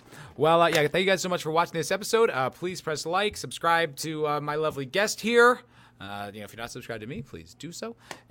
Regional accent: Texas, United States; What? I'm from Texas.

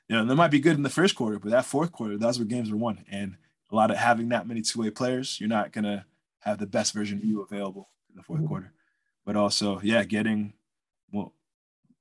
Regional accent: Natick, Massachusetts, United States; also born or lived in Framingham, Massachusetts; I went to Natick High, and that is Framingham's rival

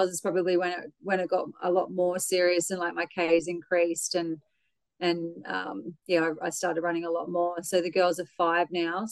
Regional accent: Brisbane, Queensland, Australia; I was born in Brisbane, grew up in Ferny Grove.

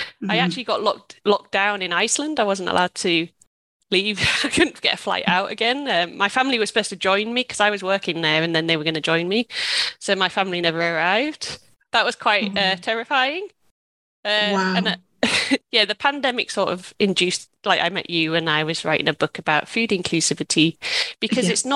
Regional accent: United Kingdom; moved away as an adult; also born or lived in Australia; I'm British

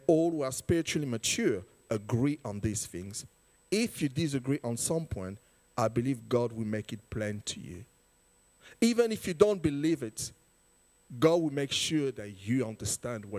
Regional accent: United Kingdom; being born here as British and have the identity of parents being born in a different country

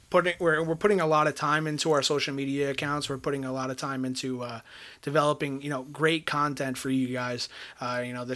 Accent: Eastern Long Island, New York, United States; I'm also born and raised in Eastern Long Island.

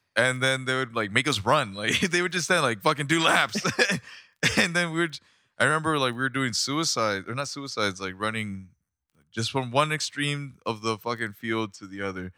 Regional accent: Rosarito, Baja California, Mexico; moved away; growing up in Mexico

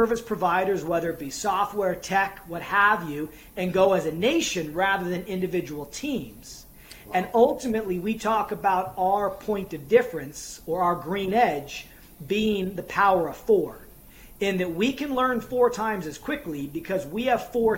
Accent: United States; moved away as an adult; now in Ireland; I'm coming from a different culture. I'm an American.

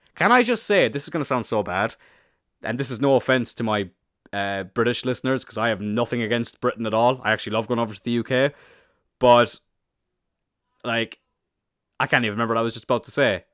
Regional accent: Ireland; I'm Irish

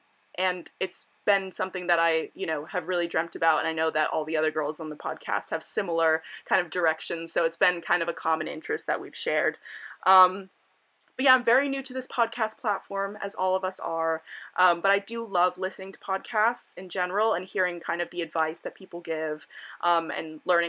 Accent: Miami Beach, Florida, United States; now in United Kingdom; I'm 19 years old and I'm originally from Miami Beach, Florida. So I'm an American student who goes to university in the UK

